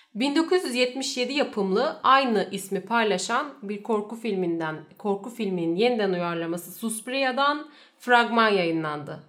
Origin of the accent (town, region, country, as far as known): Turkey